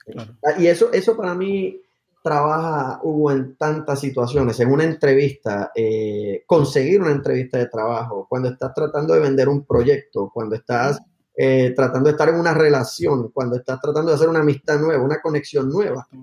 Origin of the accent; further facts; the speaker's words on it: Aguadilla, Puerto Rico; moved away as an adult; also born or lived in Palo Alto, California; soy de Puerto Rico, de un pueblo que se llama Aguadilla, en, el oeste de la isla. y llegué a Estados Unidos luego de high school